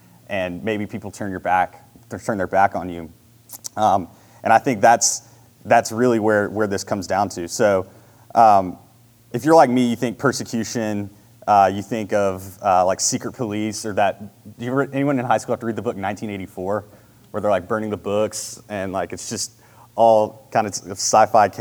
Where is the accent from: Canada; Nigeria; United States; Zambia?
United States; Marietta; I grew up in Marietta, went to Marietta High School. I've always been in this area